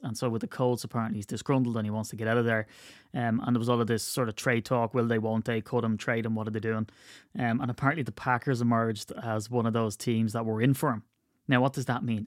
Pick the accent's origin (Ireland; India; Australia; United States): Ireland; County Wicklow, Leinster